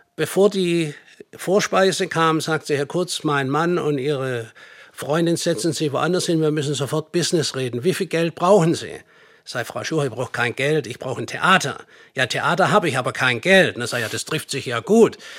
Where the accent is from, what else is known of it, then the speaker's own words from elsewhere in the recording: Nürtingen, Baden-Württemberg, Germany; moved away as an adult; also born or lived in United States / Hamburg; Ich bin eigentlich ursprünglich aus Nürtingen.